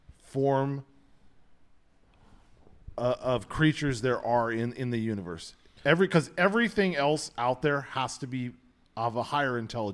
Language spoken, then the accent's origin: English; United States; But we're so American in that we think we know how everything fucking works.